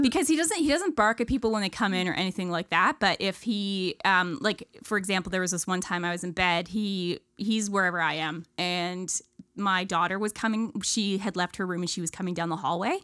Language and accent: English; Ontario, Canada; moved away; I grew up in Ontario, small town, no, middle of nowhere.